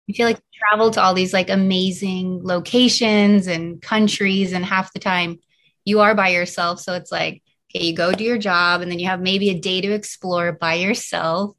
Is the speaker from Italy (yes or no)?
no; Canada; moved away; also born or lived in New York City; I am originally from Canada